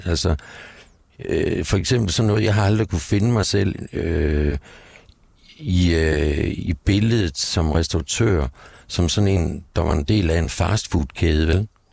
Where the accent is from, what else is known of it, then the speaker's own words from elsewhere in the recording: Gistrup, North Denmark Region, Denmark; moved away as an adult; also born or lived in Aalborg / Aarhus; now in Copenhagen, Denmark; da jeg var barn og boede i Nordjylland, i en lille by, Gistrup, syd for Aalborg